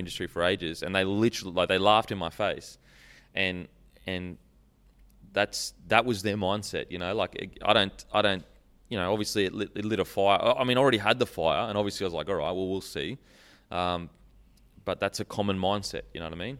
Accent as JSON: {"language": "English", "town": "Gold Coast", "region": "Queensland", "country": "Australia", "tie": "born or raised there", "said": "Mudgebar, Gold Coast"}